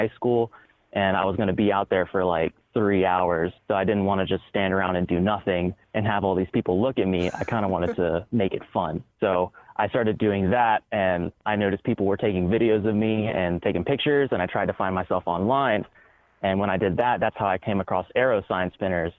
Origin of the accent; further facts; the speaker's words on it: Augusta, United States; I started sign spinning in my hometown of Augusta